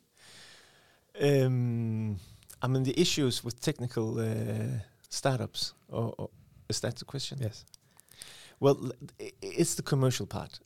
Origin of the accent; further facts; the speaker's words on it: Aalborg, North Denmark Region, Denmark; I was born and raised in Aalborg